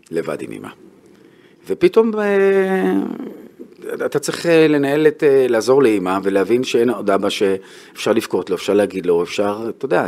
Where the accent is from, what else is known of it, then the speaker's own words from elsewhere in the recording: Bnei Brak, Tel Aviv District, Israel; also born or lived in Haifa; גדלתי בבני ברק, במקום דתי